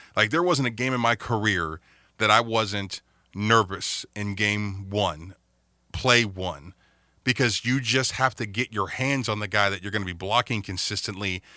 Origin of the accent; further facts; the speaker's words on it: Youngstown, Ohio, United States; I'm a Youngstown boy up here